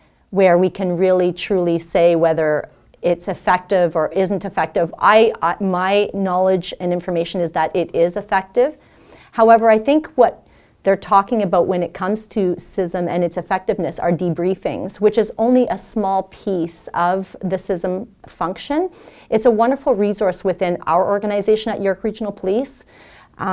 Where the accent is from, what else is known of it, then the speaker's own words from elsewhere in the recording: Elliott Lake, Ontario, Canada; moved away; coming from a small town, I'm originally from Elliott Lake, Ontario, which was very non-culturally diverse.